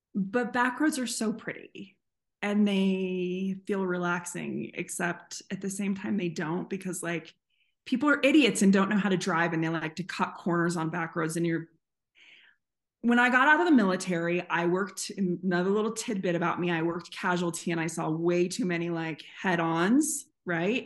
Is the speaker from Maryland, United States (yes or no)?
no; San Diego, California, United States; also born or lived in North Carolina; now in Colorado, United States; I'm from San Diego, but I live in the mountains of Colorado